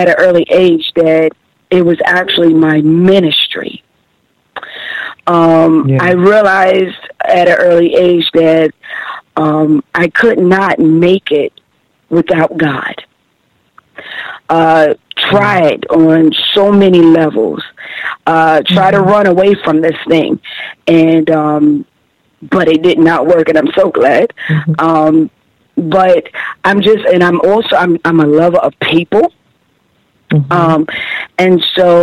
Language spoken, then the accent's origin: English; New York, United States; born or raised there; also born or lived in Camden, South Carolina